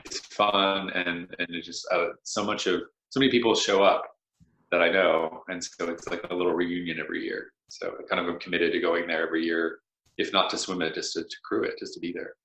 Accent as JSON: {"language": "English", "town": "Pittsburgh", "region": "Pennsylvania", "country": "United States", "tie": "born or raised there", "moved": "as an adult", "lives_now": "New England, United States", "said": "I had gone to school in Pittsburgh. I was born in Pittsburgh"}